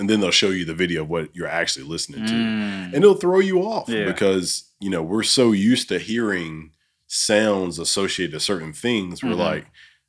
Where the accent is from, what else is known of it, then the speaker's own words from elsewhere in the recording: Alabama, United States; moved away as an adult; also born or lived in Minot, North Dakota; And I'm from Alabama.